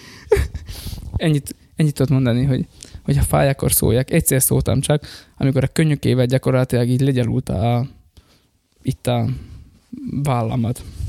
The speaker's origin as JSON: {"language": "Hungarian", "country": "Slovakia", "said": "én pedig magyar vagyok, és ott élek Szlovákiában, de nem dolgozni mentem oda, hanem ott élek"}